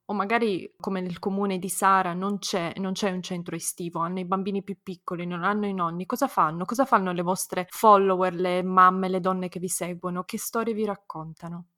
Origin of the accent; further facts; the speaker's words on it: Turin, Piedmont, Italy; now in Austria; io non vivo, non vivo in Italia, sono di Torino anch'io